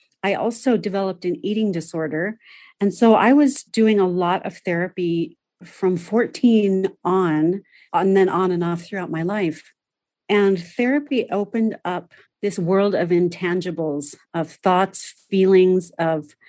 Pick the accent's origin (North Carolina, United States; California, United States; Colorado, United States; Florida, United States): California, United States; Southern; I was born and raised in Southern California